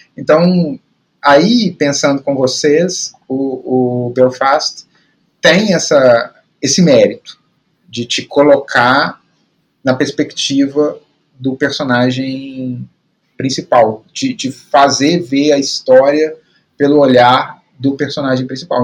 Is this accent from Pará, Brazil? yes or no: no; Belo Horizonte, Minas Gerais, Brazil; eu cresci em Belo Horizonte